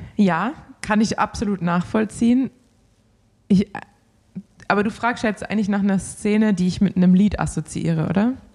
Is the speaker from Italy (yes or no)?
no; Swabia, Germany; als Schwabe